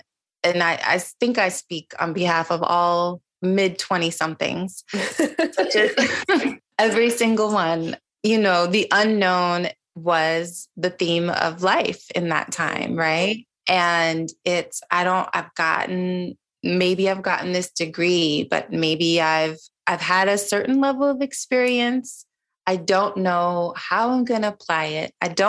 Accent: Niger; now in United States; I grew up in Niger, which was predominantly Muslim country.

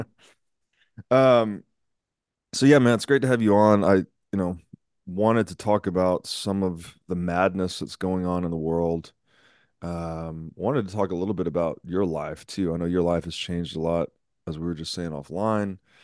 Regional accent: Tennessee, United States; I grew up in Tennessee

